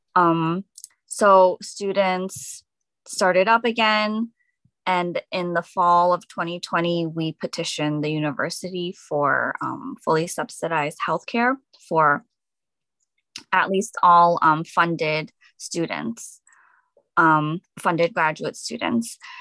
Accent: Edison, New Jersey, United States; I'm from Edison, New Jersey

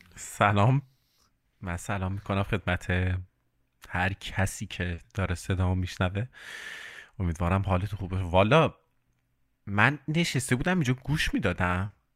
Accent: Iran; moved away as an adult; now in Amsterdam, Netherlands; سال 95 بود که خب اومدم بیرون یعنی از ایران اومدم بیرون و الانم که آمستردام زندگی میکنم

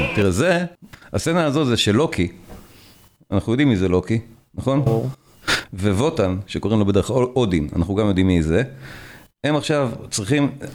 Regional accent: Israel; אנחנו פשוט כישראלים

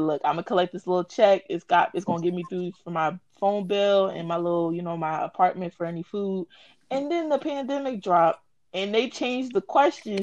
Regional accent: New Jersey, United States; I'm from Jersey

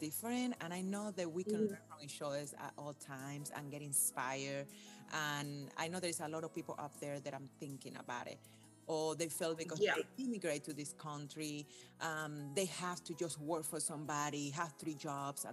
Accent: Cuba; born or raised there; now in United States

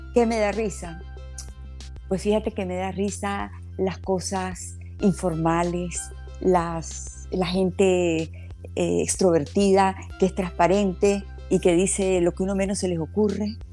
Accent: Nicaragua; also born or lived in Havana, Cuba; Yo nací en La Habana, Cuba, y cuando el régimen de Fidel Castro, nosotros salimos de Cuba y venimos directamente a Nicaragua. Aquí hemos vivido toda la vida.

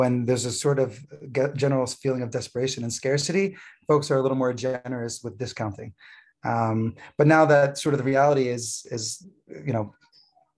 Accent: East Coast, United States; moved away as an adult; also born or lived in California; now in Gush Etzion, Israel; I grew up originally in the East Coast, though I made Aliyah 11 years ago from California.

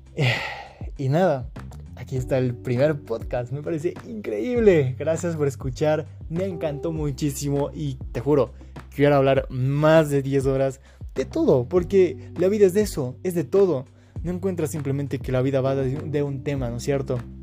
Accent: Quito, Pichincha, Ecuador; soy de Quito, Ecuador

